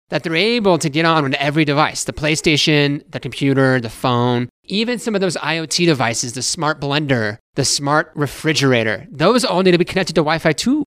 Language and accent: English; Alamosa, Colorado, United States; I grew up here in Alamosa